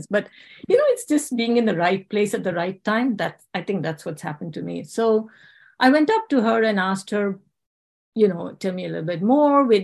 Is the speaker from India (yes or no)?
yes; India; English is a second language; also born or lived in South Africa / England; I was born in South Africa during the apartheid era, but I can't say I grew up there. Uh, my parents sent us to India and then to England for our studies.